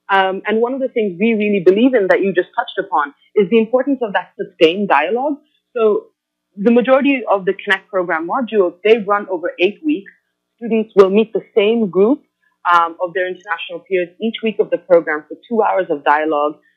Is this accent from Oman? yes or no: yes; Oman; also born or lived in Bangladesh / India; now in United States; I was born in Bangladesh. My parents were expats who lived in Oman, and so that's where I grew up.